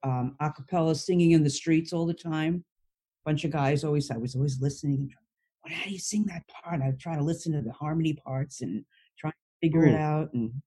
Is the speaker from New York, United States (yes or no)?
yes; New York City, New York, United States; growing up in the Bronx, your classrooms were like that.